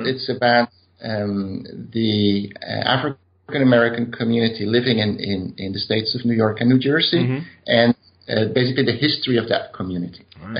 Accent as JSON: {"language": "English", "country": "Netherlands", "accent": "Dutch", "second_language": "English", "said": "maybe apologize for my accent, because I do have a Dutch accent when I speak English."}